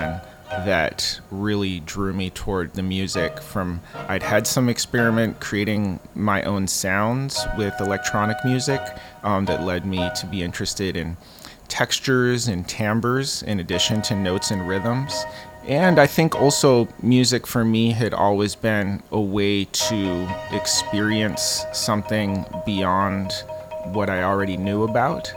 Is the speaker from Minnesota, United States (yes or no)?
yes; Minneapolis, Minnesota, United States; moved away as an adult; also born or lived in Mexico City, Mexico; I'm originally from the Twin Cities. I lived there until I was 21, although I spent a bit of time in Mexico City as well from age 10 to 12.